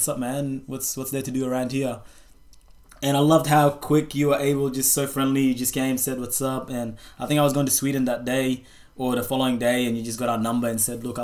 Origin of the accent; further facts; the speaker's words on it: Perth, Western Australia, Australia; moved away; my friends that I grew up with in Perth